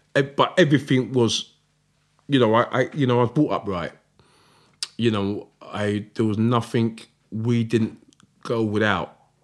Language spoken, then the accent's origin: English; Croydon, London, United Kingdom; I'm proud that I'm from South London. I'm proud that I'm f, South London, Fort Heath, Croydon.